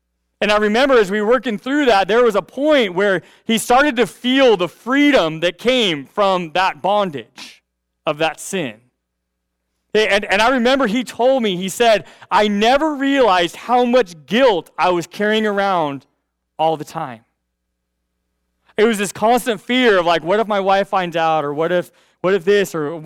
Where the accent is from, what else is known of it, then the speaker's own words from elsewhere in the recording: United States; I'm glad to be an American